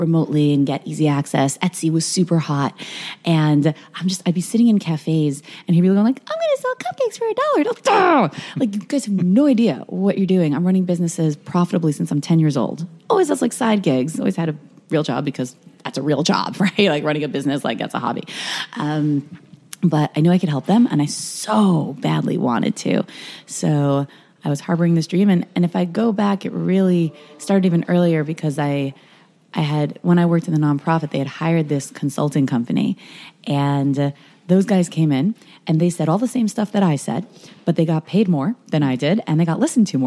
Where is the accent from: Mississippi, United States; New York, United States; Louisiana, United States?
New York, United States; now in Los Angeles, United States; I'm from New York originally